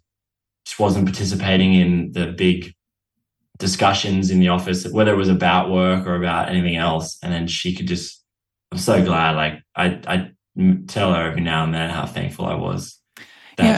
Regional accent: Australia; I was from Australia

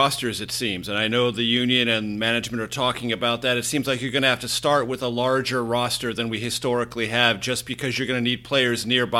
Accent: San Diego, California, United States; my hometown of San Diego

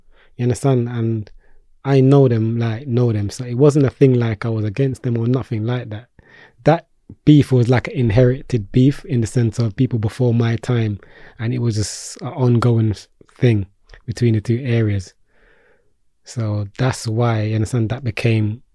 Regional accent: London, United Kingdom; Peckham boy, because I'm from Peckham.

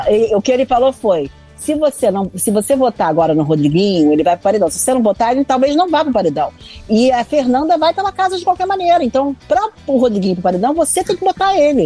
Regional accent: Argentina; Portuguese is a second language; moved away; eu sou argentina

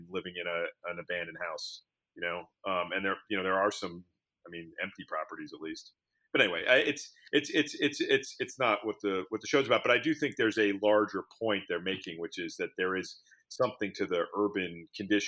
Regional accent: New York City, New York, United States; when I was growing up in Manhattan

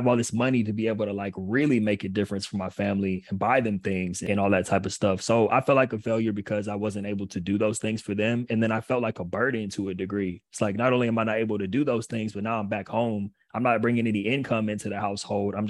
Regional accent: Pasadena, California, United States; also born or lived in Long Island, New York; I'm from California. I couldn't wait to go back home.

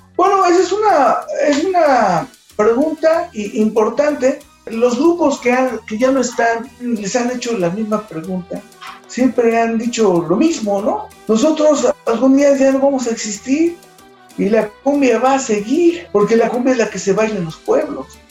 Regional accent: Mexico; como mexicanos

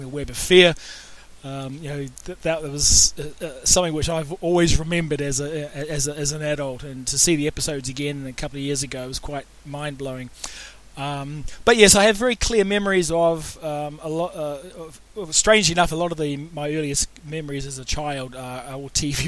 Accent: New Zealand; As a child growing up in New Zealand

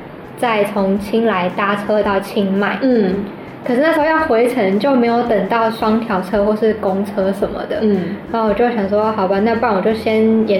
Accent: Tainan, Taiwan; moved away as an adult; now in Thailand; 因为像我是台南人嘛，

